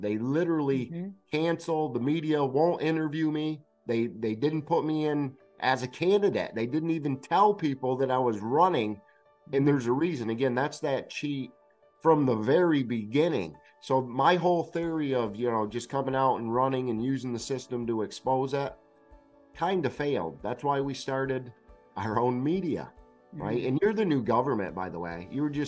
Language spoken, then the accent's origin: English; Bennington, Vermont, United States; my hometown of Bennington, Vermont